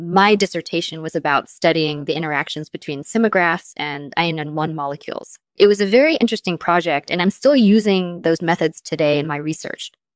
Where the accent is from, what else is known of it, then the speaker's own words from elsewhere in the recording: Israel; I grew up in Israel